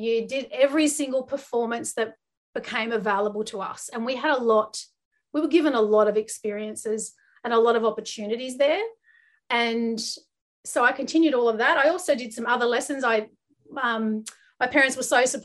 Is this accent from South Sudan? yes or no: no; Guildford, New South Wales, Australia; I grew up in Western Sydney. So I grew up in Guildford. It's kind of near Parramatta.